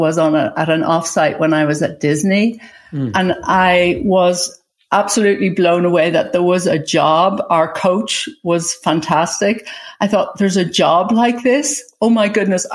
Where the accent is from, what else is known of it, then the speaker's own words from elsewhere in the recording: Ireland; also born or lived in England; now in United States; I was born in Ireland. I went to school in England.